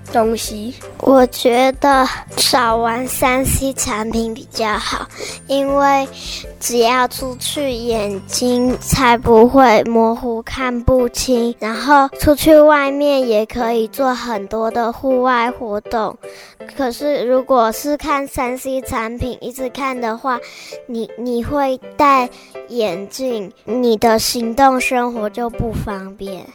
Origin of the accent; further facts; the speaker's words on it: Qingjing, Ren'ai Township, Nantou County, Taiwan; 我一岁来这边